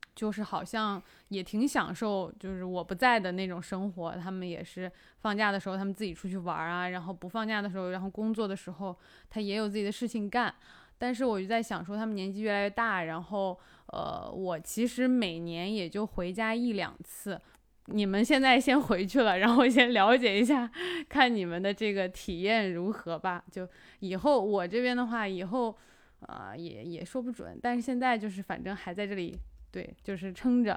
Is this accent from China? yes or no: yes; the Northwest, Northwest China, China; moved away; 我的老家在西北